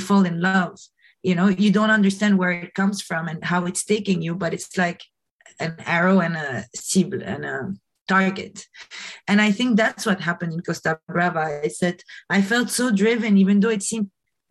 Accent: Lebanon; moved away as an adult; also born or lived in New York, United States; growing up in Lebanon

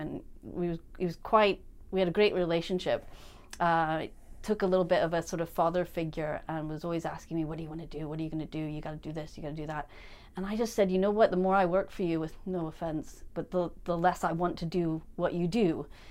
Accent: St. Louis, Missouri, United States; moved away as an adult; also born or lived in Chicago; now in Edinburgh, United Kingdom; growing up in Saint Louis

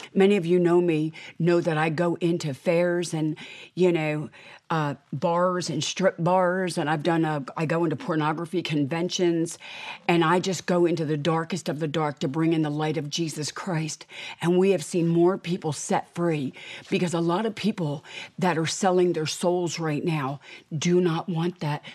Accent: United States; I am an American

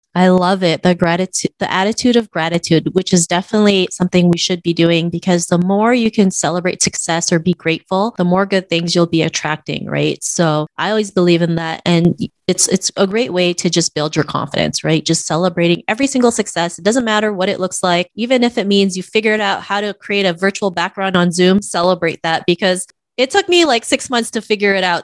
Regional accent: Canada; growing up in Canada.

